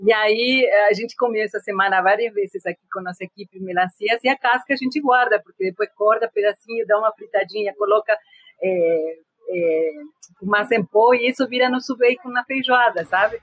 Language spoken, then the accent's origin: Portuguese; Argentina; moved away; eu sou da periferia da Argentina, de uma família pobre